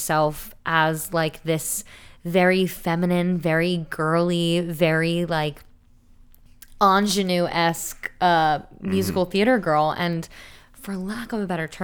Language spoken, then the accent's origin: English; Smithville, New Jersey, United States; moved away; Originally from South Jersey